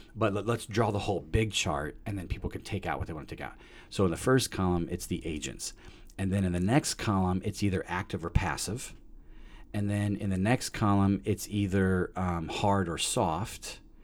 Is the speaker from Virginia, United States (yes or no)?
no; Peoria, Illinois, United States; I was born in Peoria, Illinois, December seventh, nineteen seventy-two